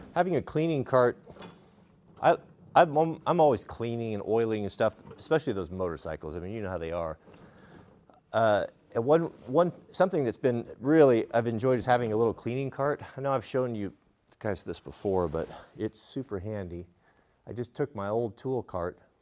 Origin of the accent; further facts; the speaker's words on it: United States; I'm an American